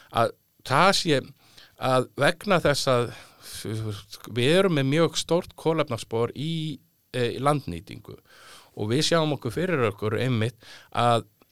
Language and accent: Icelandic; Reykjavík, Capital Region, Iceland; also born or lived in Álftanes / Mýrdalur; Ég er nú fættur og uppalinn í Reykjavík eða, eða ég var nú uppalinn fyrst á Altanissi, þá var landbúnaðsvæði þar.